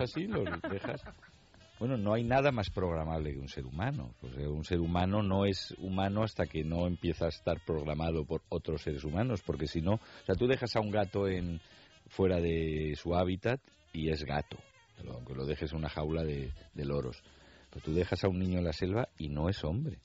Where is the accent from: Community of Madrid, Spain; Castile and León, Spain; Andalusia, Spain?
Community of Madrid, Spain; Madrid; cuando éramos pequeños y en Madrid nevaba, que no se iba ni al cole